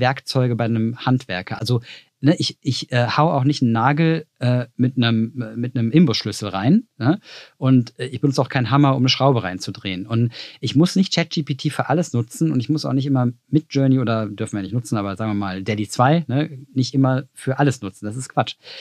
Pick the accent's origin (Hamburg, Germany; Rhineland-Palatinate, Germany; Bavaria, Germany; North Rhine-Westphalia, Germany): North Rhine-Westphalia, Germany; Cologne; wie ein guter Rheinländer, ich bin aus Köln